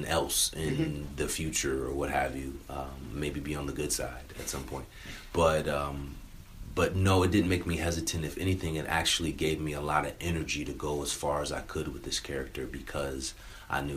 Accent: California, United States; I grew up in California

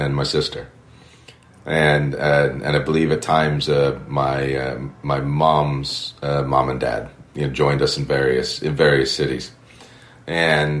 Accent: Cleveland, Ohio, United States; moved away as an adult; also born or lived in Bay Village, Ohio / United Kingdom; now in Miami, United States; growing up in Cleveland

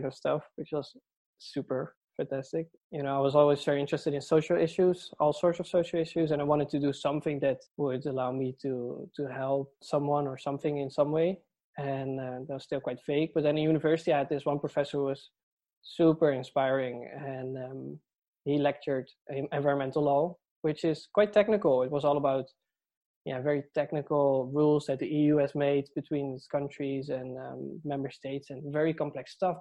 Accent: Netherlands; moved away as an adult; now in Dublin, Ireland; I'm from the Netherlands, and I moved to Dublin 3 years ago to pursue a PhD in UCD.

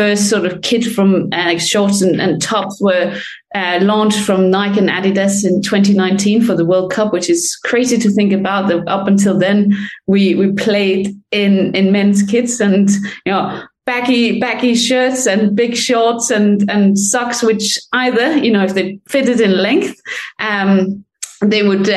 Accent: Denmark; now in London, United Kingdom; I'm from Denmark, but I live in England

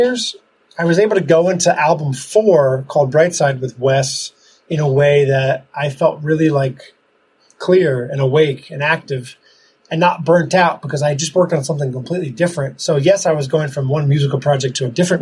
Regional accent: Ramsey, New Jersey, United States; moved away as an adult; also born or lived in Denver, Colorado; now in Italy; I grew up in Ramsey, New Jersey

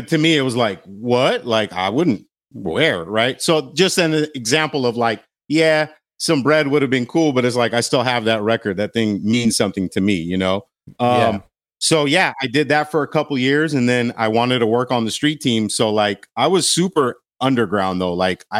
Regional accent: Glendale, California, United States; So grew up in Glendale.

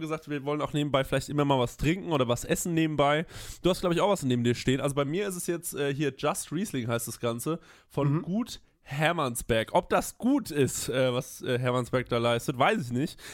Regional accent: Aschaffenburg, Bavaria, Germany; ich bin aus Aschaffenburg

